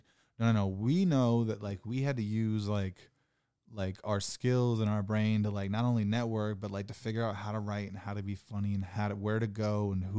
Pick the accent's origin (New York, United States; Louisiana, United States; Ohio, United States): Ohio, United States; I'm a comic from Ohio.